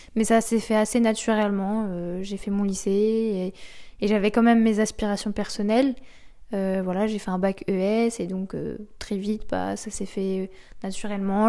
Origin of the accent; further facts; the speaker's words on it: Normandy, France; j'ai grandi euh, en Normandie, dans une jolie maison de campagne